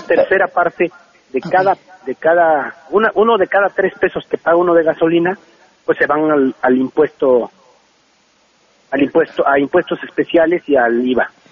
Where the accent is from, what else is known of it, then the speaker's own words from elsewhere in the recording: State of Mexico, Mexico; somos chavos que venimos de, somos del Estado de México